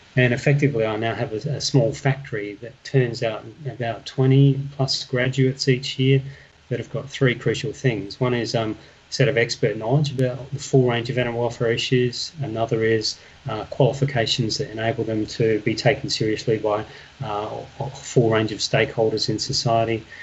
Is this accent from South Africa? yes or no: no; Perth, Western Australia, Australia; I am originally from Perth. Uh, West Australia